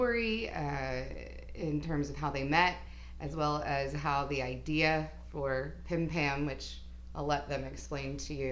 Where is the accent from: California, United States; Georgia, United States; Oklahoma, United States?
Oklahoma, United States; Oklahoma City; moved away; also born or lived in New York City; Craig and I are originally from Oklahoma City